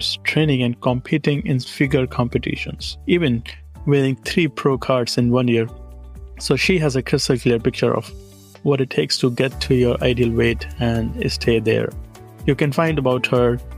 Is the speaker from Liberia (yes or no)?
no; India; first language Hindi; English is a second language; moved away as an adult; now in United States; I'm originally from India